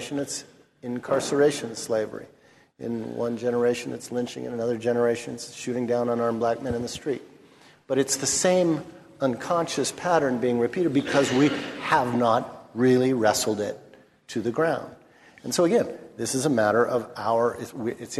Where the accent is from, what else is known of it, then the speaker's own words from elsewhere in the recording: Los Angeles, California, United States; I'm from Los Angeles. I've seen my city burn twice in my lifetime, once in 1965 when I was 10